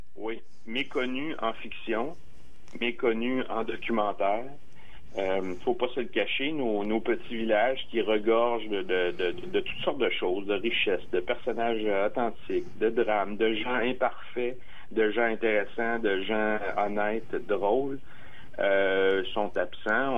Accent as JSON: {"language": "French", "town": "Armagh", "region": "Quebec", "country": "Canada", "tie": "born or raised there", "said": "Arma, mon village natal"}